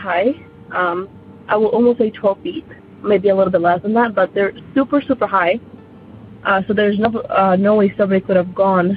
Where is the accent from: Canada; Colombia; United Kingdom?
Colombia; now in United States; I am not originally from the United States, and I actually had my experience back in Colombia. That's where I'm from